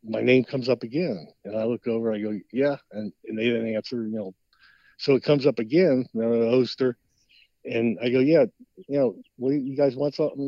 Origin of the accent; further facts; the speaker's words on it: Cincinnati, Ohio, United States; my hometown in Cincinnati